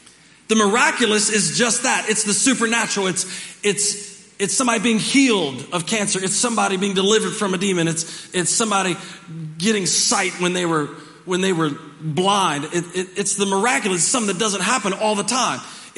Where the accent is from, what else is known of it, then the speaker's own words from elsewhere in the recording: Dover, Delaware, United States; born there; I was born in Dover, Delaware, and in an Air Force base